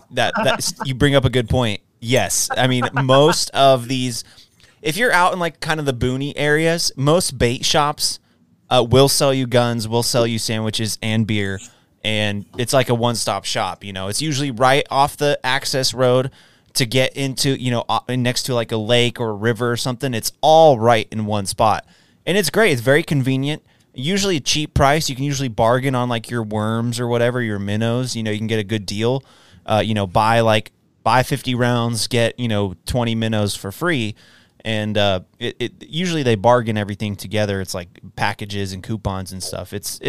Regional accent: Texas, United States; But I, as a Texan who has a concealed carry permit, I don't have to get background checked now when I purchase a firearm

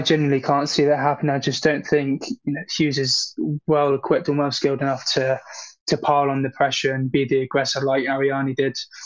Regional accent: United Kingdom; I'm a Brit

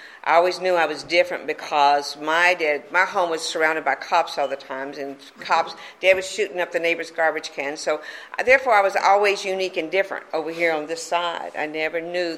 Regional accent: Mobile, Alabama, United States; moved away; also born or lived in Corpus Christi, Texas; I am from Alabama. I was born and raised in Mobile, Alabama

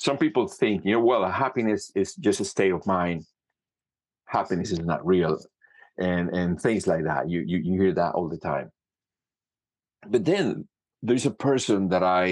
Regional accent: Cuba; moved away as an adult; also born or lived in Canada; now in Italy; I studied music in Cuba. I was born in Cuba, and I did music for a long

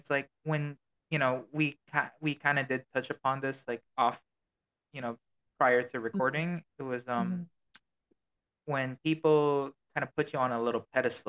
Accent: Australia; born there; accent: Australian; I was born in Australia, right? So I have a little bit of an Aussie thing. Like, I say certain words and a little bit of an Aussie accent. Can't change that.

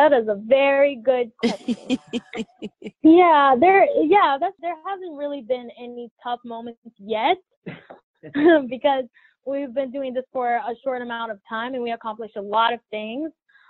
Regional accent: France; English is a second language; also born or lived in Brazil; now in United States; Well, it all started in Brazil. So I was born in Brazil and both of my parents speak Portuguese. And then I moved to France, which I learned French, and I was basically educated there my first years with school.

